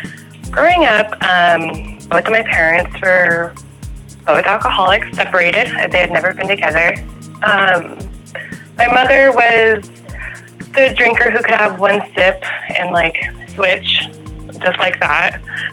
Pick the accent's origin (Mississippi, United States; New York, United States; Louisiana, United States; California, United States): California, United States; I am from